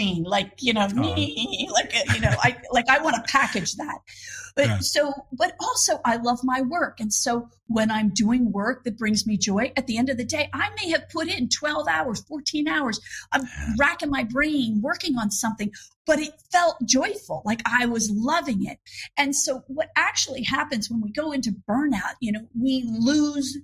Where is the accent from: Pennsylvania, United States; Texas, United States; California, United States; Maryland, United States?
Pennsylvania, United States; Philadelphia; moved away; I'm originally from Philadelphia.